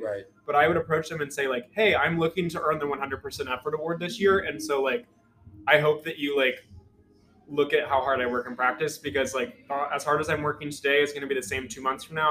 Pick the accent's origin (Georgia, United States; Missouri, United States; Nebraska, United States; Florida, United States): Missouri, United States; Carthage; from Carthage, Missouri, Southwest